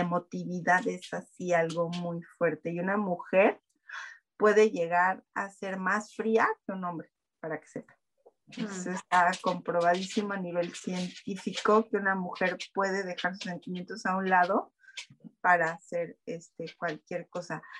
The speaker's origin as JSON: {"language": "Spanish", "country": "Mexico", "said": "sí soy mexicana."}